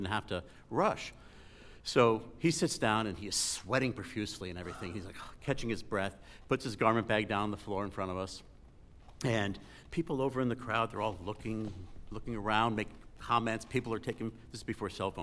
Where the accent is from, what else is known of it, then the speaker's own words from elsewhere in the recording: Connecticut, United States; I was raised in Connecticut, and everything's sort of hoity there